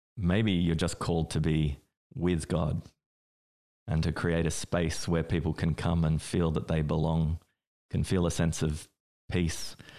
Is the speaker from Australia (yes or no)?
yes; Australia; I grew up in Australia